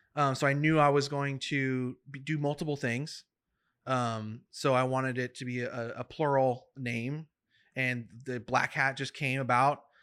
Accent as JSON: {"language": "English", "town": "Madera", "region": "California", "country": "United States", "tie": "born or raised there", "said": "I'm from Madera, California, which is, um, an hour from the gates of Yosemite."}